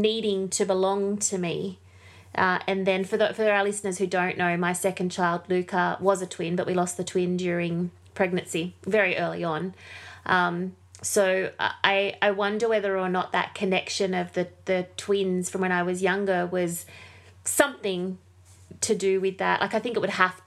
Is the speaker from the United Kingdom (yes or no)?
no; Windsor, New South Wales, Australia; our first home where I was born in Windsor in New South Wales